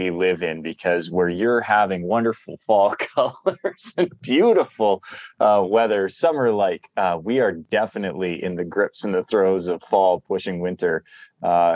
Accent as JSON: {"language": "English", "town": "Calgary", "region": "Alberta", "country": "Canada", "tie": "born or raised there", "said": "right across from City Hall was the main theater district for Calgary, where I grew up"}